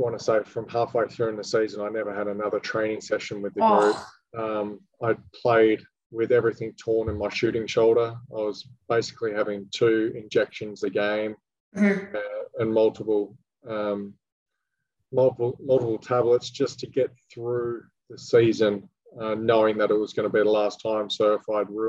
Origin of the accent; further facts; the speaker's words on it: Western Australia, Australia; moved away; Got to finish my career in Perth, which was symbolic as well. Obviously, being my home state